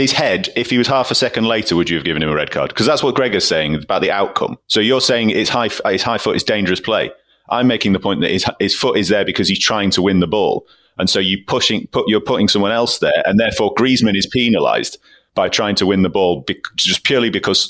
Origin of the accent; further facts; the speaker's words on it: England, United Kingdom; That, you know, as English fans, we go, so great to watch Atleti.